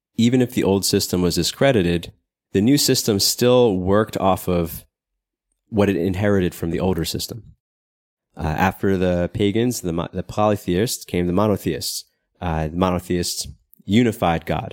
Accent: United States; moved away; I'm American, even though I don't live in America

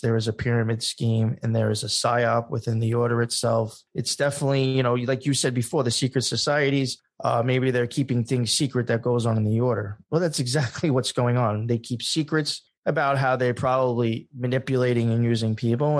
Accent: Long Island, New York, United States; I came from Long Island. I was not a city boy

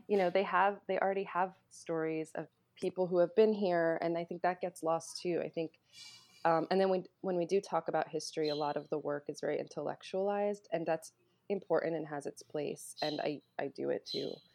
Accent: North Carolina, United States; also born or lived in New Jersey; I was born in New Jersey and then moved to North Carolina when I was seven.

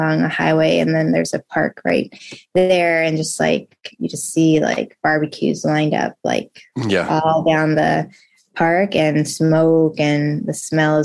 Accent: Southern California, United States; moved away as an adult; also born or lived in Chicago, Illinois; now in New York City, United States; we moved to California, Southern California. And I lived there until the end of high school

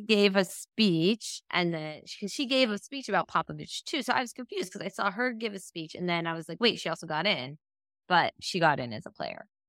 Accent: Northeastern Ohio, United States; I'm from Ohio, Northeastern Ohio

